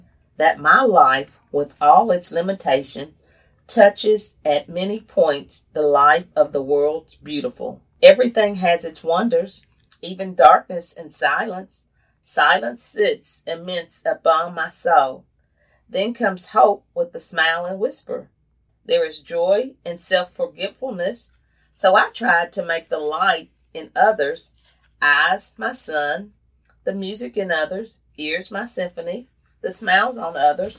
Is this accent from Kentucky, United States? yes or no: yes; Kentucky, United States; moved away as an adult; now in Arkansas, United States; I can share the time that I moved when I moved to Arkansas from Kentucky, newly married, and I had to leave my family. So I came to Arkansas.